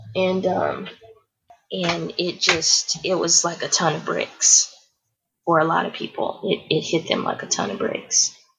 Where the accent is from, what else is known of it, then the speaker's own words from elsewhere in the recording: Houston, Texas, United States; also born or lived in The Woodlands, Texas; I grew up in in Houston, Texas.